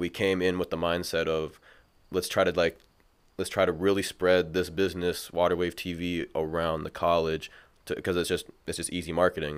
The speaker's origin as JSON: {"language": "English", "town": "Mankato", "region": "Minnesota", "country": "United States", "tie": "born or raised there", "also_born_or_lived": "River Falls, Wisconsin", "moved": "as an adult", "lives_now": "Minneapolis, United States", "said": "I'm from Mankato. I went to Mankato East High School."}